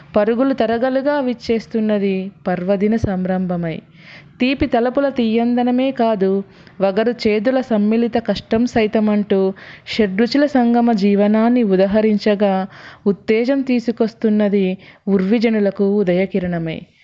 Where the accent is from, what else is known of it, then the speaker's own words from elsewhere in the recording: Karimnagar, Telangana, India; మాది కరీంనగర్